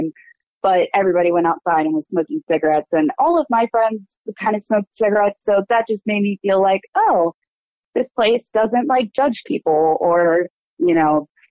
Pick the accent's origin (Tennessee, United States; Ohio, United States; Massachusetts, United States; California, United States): Ohio, United States; Westerville; I am from Westerville, Ohio, which is a suburb of Columbus